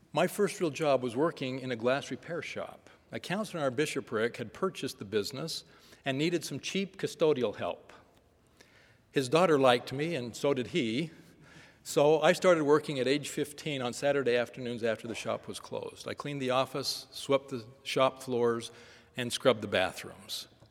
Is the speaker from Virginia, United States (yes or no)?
no; Northern California, United States; Growing up in Northern California during a period of frequent protests and periodic riots